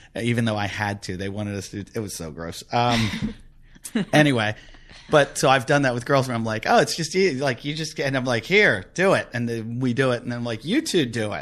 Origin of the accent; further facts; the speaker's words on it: United States; also born or lived in United Kingdom / Australia; as an American